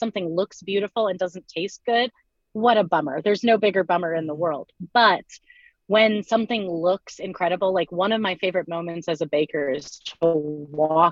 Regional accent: Lawrence, Kansas, United States; I am from Lawrence, Kansas

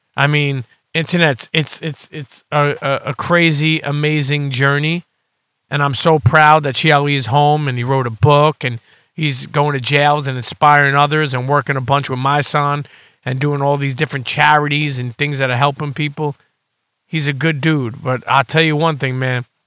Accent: New York City, New York, United States; I grew up in Coney Island, and then I grew up around, like, Bay fiftieth and all these other areas in Brooklyn

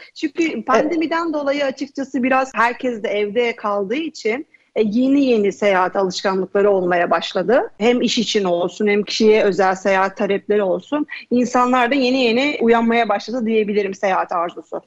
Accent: Istanbul, Turkey; moved away; also born or lived in Bodrum; Aslen İstanbulluyum. Etiler'de büyüdüm

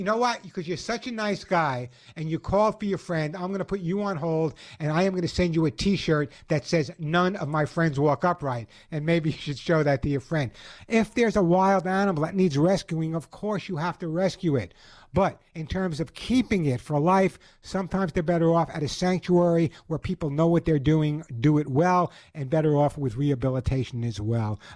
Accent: Oceanside, New York, United States; I grew up in Oceanside

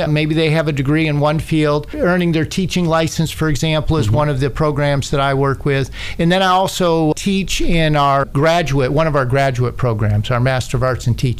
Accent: St. Petersburg, Florida, United States; moved away as an adult; also born or lived in Pinellas Park, Florida; now in Tennessee, United States; when my mom and dad moved us from one part of Florida to St. Petersburg, Florida, it was me and my five younger siblings.

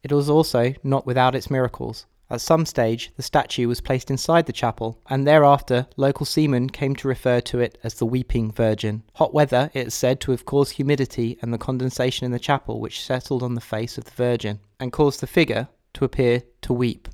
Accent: Broadstairs, South East England, United Kingdom; growing up in Broadstairs

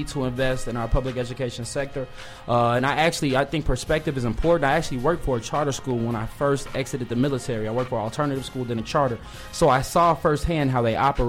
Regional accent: Chicago, Illinois, United States; growing up, being born and raised in the Shy

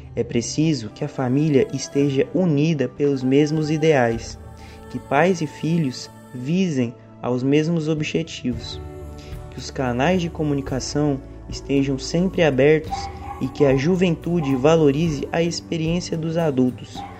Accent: Goiânia, Goiás, Brazil; eu sou de Goiânia, do Centro Espírita Caridade Caminho

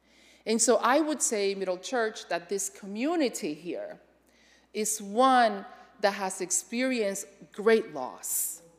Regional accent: Connecticut, United States; You know, I come from Connecticut, where I was moderator of the Connecticut Conference of the United Church of Christ and all of that.

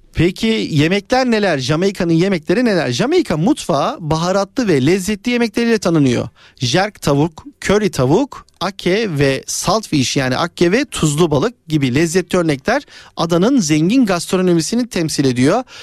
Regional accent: Istanbul, Turkey; Biz de bir İstanbullu olarak

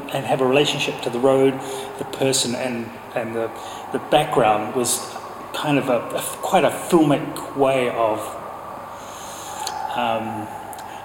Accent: New Zealand; now in London, United Kingdom; I'm from New Zealand

